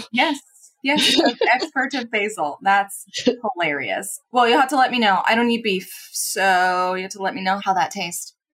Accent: Midwest, United States; I'm also from the Midwest, but I definitely feel like I grew up more in city, city

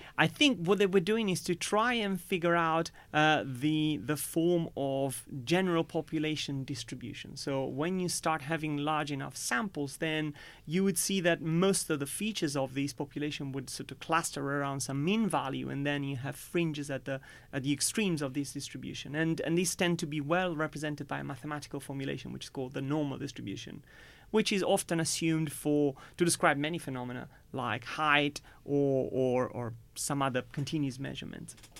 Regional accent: Italy; moved away as an adult; now in United Kingdom; growing up in Italy

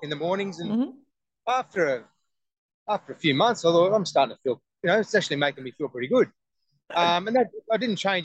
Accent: Sydney, New South Wales, Australia; I grew up in the Hills District of Sydney, and later on when I met my wife, we moved out to the Hawkesbury area

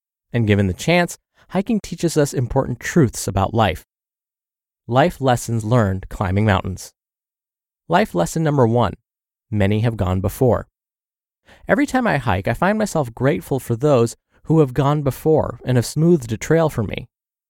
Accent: South Dakota, United States; also born or lived in Vermont; I could blame it on the fact that I grew up on the Great Plains of South and North Dakota.

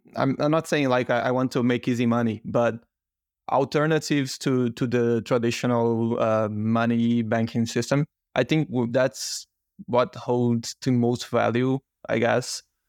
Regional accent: Brazil; moved away; I'm originally from Brazil

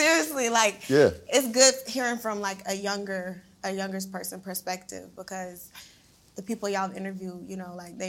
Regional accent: Savannah, Georgia, United States; I'm from Savannah, Georgia. It's a real small town

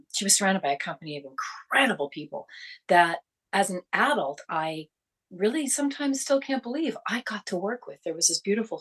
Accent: Toronto, Ontario, Canada; where we grew up in Toronto

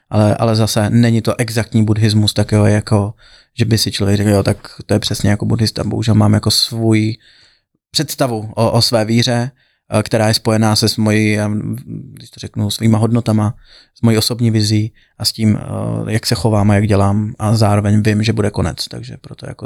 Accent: Liberec, Liberec Region, Czechia; moved away as an adult; now in Brno, Czechia; já jsem eh, Čech, já pocházím z Liberce, Aha. to je na severu a pak jsem se přestěhoval do Brna kvôli vejšce. A, a kvôli i práci jsem tam pak zůstal

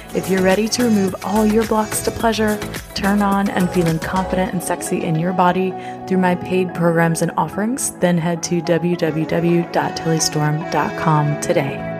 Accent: the South, United States; I got raised in the South with a blue-collar daddy who worked his butt off when I was growing up

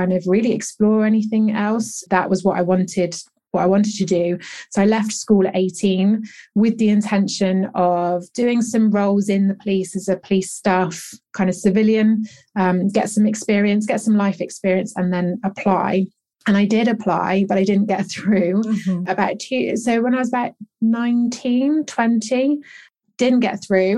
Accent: England, United Kingdom; born and bred in England

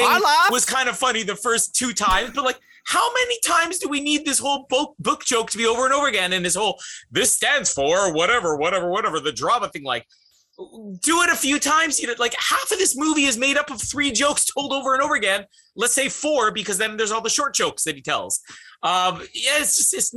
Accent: Canada; As a Canadian

